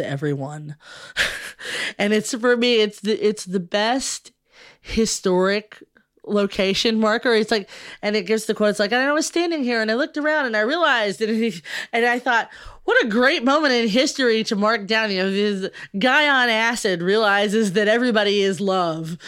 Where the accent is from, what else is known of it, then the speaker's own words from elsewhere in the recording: Louisville, Kentucky, United States; I'm from Louisville and uh, in Kentucky